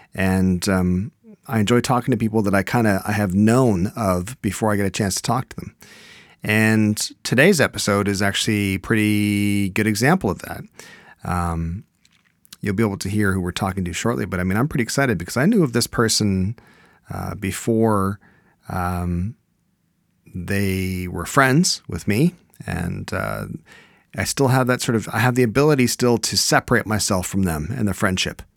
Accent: Canada; I'm Canadian

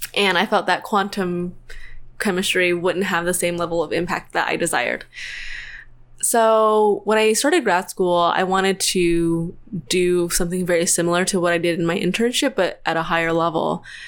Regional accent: Tennessee, United States; moved away as an adult; now in Orange County, United States; I'm from Tennessee, so I grew up there. I went to college there

